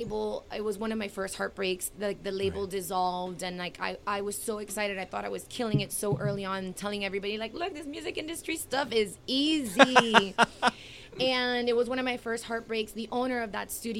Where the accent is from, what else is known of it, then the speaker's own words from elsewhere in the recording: Miami, Florida, United States; also born or lived in Hialeah; I was raised in Kendall, and then now I spend a whole lot of time in Hialeah